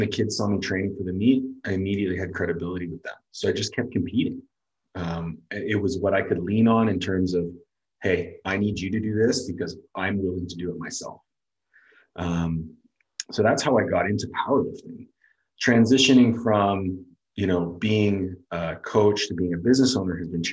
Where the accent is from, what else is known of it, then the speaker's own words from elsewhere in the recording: Canada; moved away as an adult; also born or lived in Florida; I came down as this, you know, husky white kid, 5'9", from Canada with a weird accent